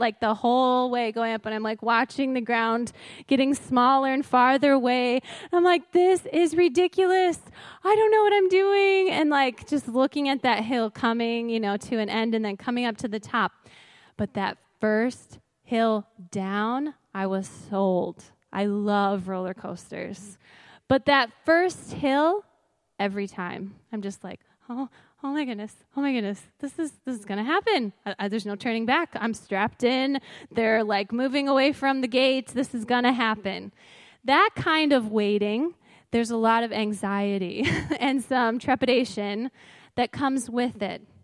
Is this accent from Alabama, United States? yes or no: no; Crystal Lake, Illinois, United States; I grew up near here in Crystal Lake